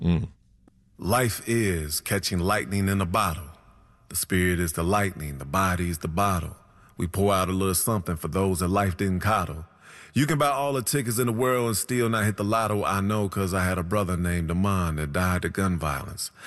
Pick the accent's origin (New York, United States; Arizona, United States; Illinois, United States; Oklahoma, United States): Illinois, United States; Chicago; I was raised on the South Side on eighty-seven of Winchester before moving to the Burbs, my eighth grade year